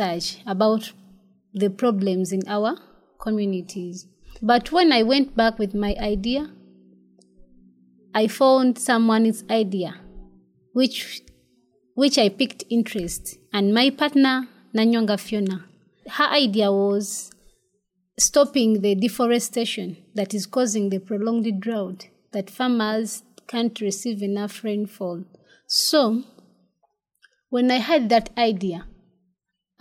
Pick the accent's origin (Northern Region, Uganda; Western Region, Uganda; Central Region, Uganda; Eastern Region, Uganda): Central Region, Uganda; Kyotera? district, Central Region of Uganda, Uganda; also born or lived in Kalagala, Mpigi District, Uganda; I grew up from the central region of Uganda in Chivoga district